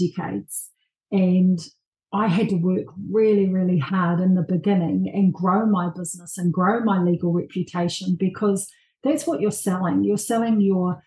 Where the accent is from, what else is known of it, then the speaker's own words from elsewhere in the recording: Tokoroa, Waikato, New Zealand; I was born and raised in Tokoroa